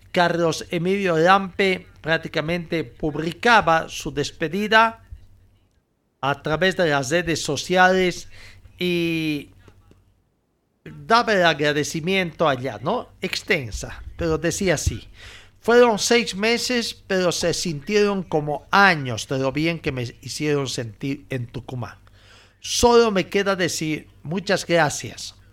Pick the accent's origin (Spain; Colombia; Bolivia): Bolivia; also born or lived in Chile; Casualidades de la vida, soy de Bolivia y me tocó jugar varios años en Chile.